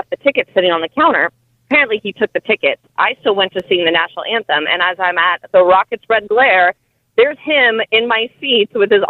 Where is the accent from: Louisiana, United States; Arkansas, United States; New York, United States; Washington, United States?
Washington, United States; Seattle; I'm from Seattle